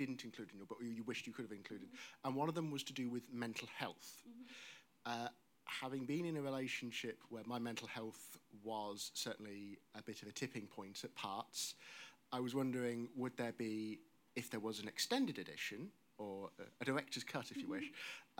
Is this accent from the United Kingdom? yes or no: yes; Northampton, East Midlands, United Kingdom; I'm from Northampton